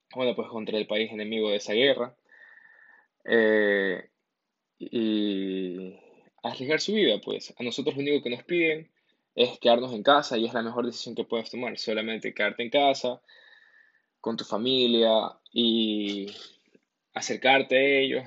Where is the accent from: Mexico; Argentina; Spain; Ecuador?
Ecuador; en mi país de origen, en mi país de Ecuador, aquí estamos con la cuarentena